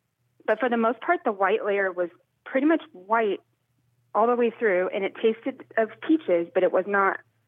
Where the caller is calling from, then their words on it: Kansas City, United States; I'm in Kansas City.